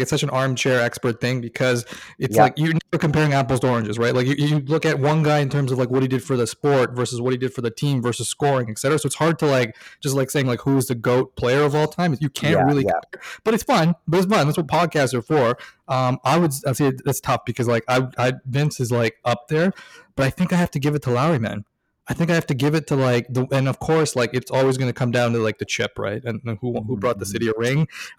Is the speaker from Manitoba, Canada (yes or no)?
no; Toronto, Ontario, Canada; Born and raised in Toronto.